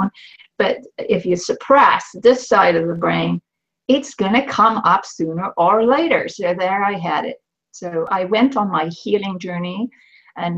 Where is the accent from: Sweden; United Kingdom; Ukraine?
Sweden; moved away as an adult; now in Canada; I was born in Sweden to an academic family